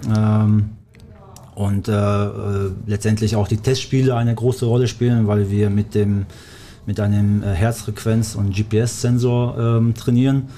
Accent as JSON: {"language": "German", "area": "Black Forest", "region": "Baden-Württemberg", "country": "Germany", "tie": "born or raised there", "also_born_or_lived": "Kosovo", "second_language": "German", "moved": "as an adult", "lives_now": "Bochum, Germany", "said": "ich komme ja ursprünglich aus dem Schwarzwald, beziehungsweise seit dem 10. Lebensjahr äh, äh, wohne ich im Schwarzwald"}